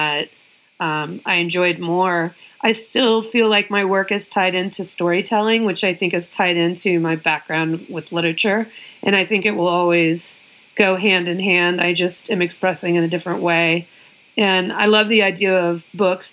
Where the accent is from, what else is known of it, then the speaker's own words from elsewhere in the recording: Colorado, United States; also born or lived in Maryland / Bay Area; now in Los Angeles, United States; I was born in Maryland, but raised in Colorado